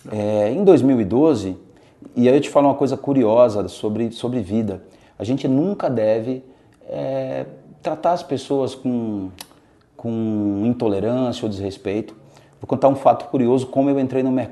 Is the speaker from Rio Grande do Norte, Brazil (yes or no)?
yes; Natal, Rio Grande do Norte, Brazil; eu sou, eu sou lá do Rio Grande do Norte, de Natal.